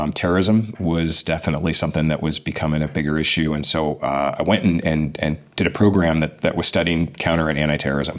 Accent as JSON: {"language": "English", "town": "Pasadena", "region": "California", "country": "United States", "tie": "born or raised there", "lives_now": "San Diego, United States", "said": "Grew up in Southern California, Pasadena area, and hills of the San Gabriel Mountains"}